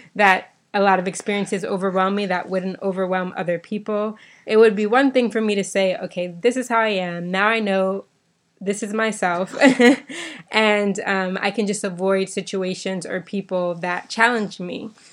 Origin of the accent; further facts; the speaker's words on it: Bahamas; me growing up in the Bahamas